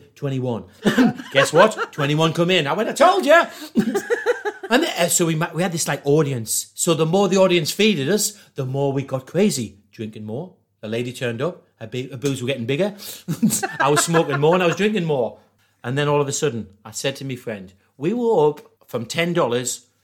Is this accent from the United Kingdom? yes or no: yes; Newcastle upon Tyne, North East England, United Kingdom; I can't really do the American accent because I'm from Newcastle